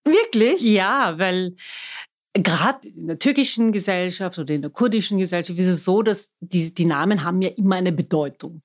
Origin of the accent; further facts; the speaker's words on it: Vienna, Austria; first language German; Ich bin waschechte Wienerin